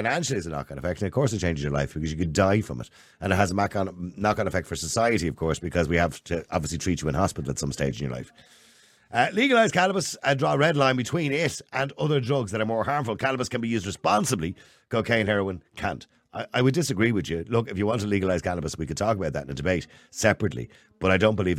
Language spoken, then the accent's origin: English; Dublin, Leinster, Ireland; I came from Edenmore. Edenmore was a rough housing estate. It's a council estate.